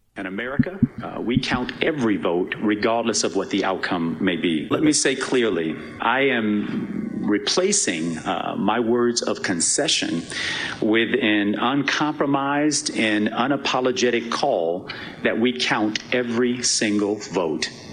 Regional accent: Florida, United States; I'm an American and a Floridian

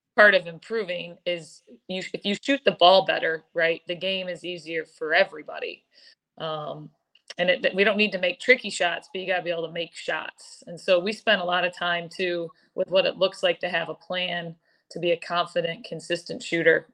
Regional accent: East Lansing, Michigan, United States; moved away; I'm from East Lansing, Eric, born and raised here

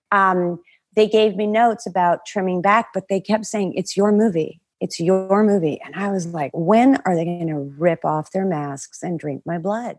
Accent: Canada; also born or lived in Toronto; I worked at a, a, a waitress at a stand-up club in Toronto, and I'm Canadian.

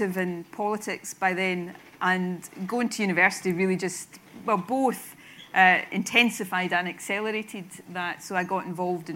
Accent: Irvine, Scotland, United Kingdom; I grew up in, as you say, Irvine

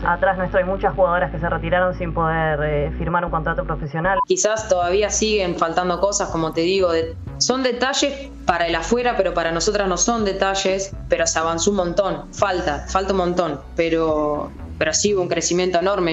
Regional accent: Mechita, Buenos Aires Province, Argentina; moved away as an adult; now in Sassuolo, Italy; Desde los 6 años hasta los 12 jugué una liga de allá de mi pueblo, de mechis

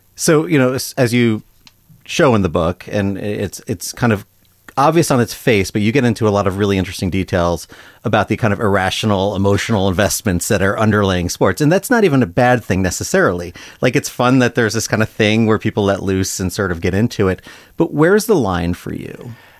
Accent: New York, United States; now in Ohio, United States; I'm a New Yorker originally

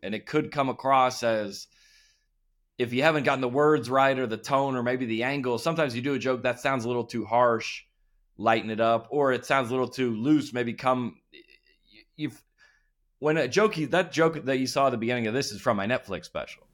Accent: Lilburn, Georgia, United States; I grew up in Lil Burn, Georgia, which is about an hour north

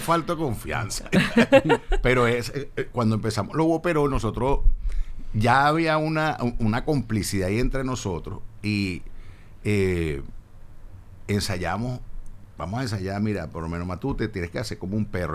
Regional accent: Caracas, Capital District, Venezuela; yo nací en Caracas, creo en Caracas, hablo de tú

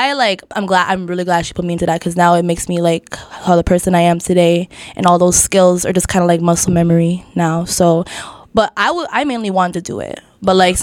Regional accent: Toronto, Ontario, Canada; I grew up in Scarborough, Scarlem. I've been there for like all my life.

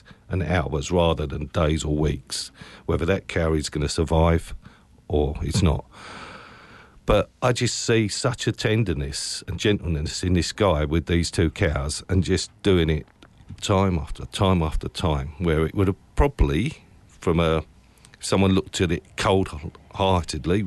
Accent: Essex, East of England, United Kingdom; I'm from Essex.

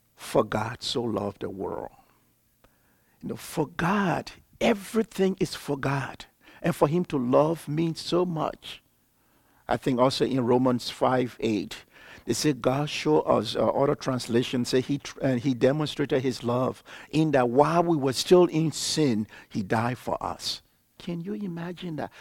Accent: Liberia; I'm from Liberia, West Africa

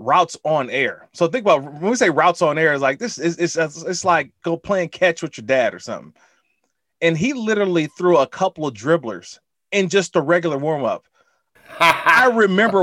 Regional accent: Oakland, California, United States; born and raised in Oakland, California

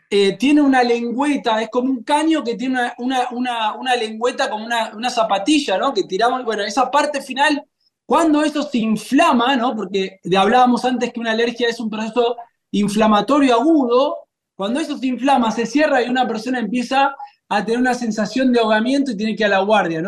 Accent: Argentina; la Argentina, que comemos una gran cantidad de pan

